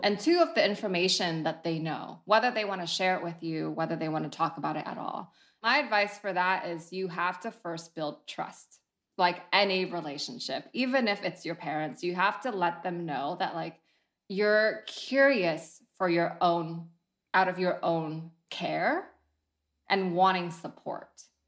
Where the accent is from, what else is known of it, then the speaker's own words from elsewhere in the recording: San Jose, California, United States; also born or lived in Vietnam; now in San Francisco, United States; I was born in Vietnam and I moved to San Jose when I was nine, so I grew up mostly American